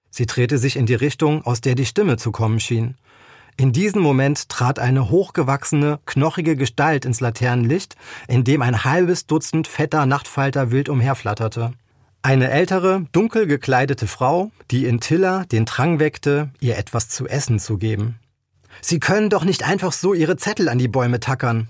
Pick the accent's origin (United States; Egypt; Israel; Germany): Germany; near Koblenz, Rhineland-Palatinate; now in Eifel, Germany; Ich bin kein gebürtiger Eifelaner, ich komme aus der Nähe von Koblenz, aber seitdem ich selber in der Eifel wohne